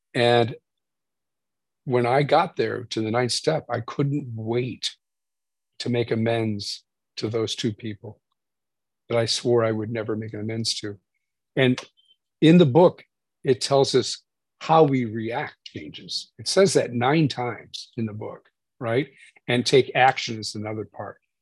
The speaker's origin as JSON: {"language": "English", "region": "Indiana", "country": "United States", "said": "I'm from Indiana."}